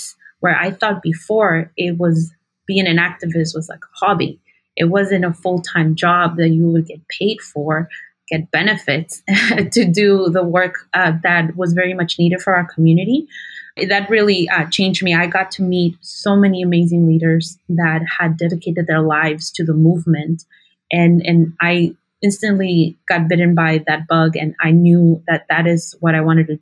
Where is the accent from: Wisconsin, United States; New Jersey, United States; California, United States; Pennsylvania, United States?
California, United States; Santa Ana; first language Spanish; English is a second language; I'm originally from Southern California, born and raised in Santa Ana